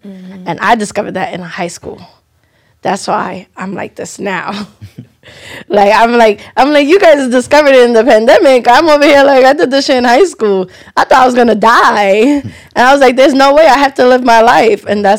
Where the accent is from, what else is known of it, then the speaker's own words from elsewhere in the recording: United States; especially us being Nigerian Americans, that it wasn't us hiding ourselves.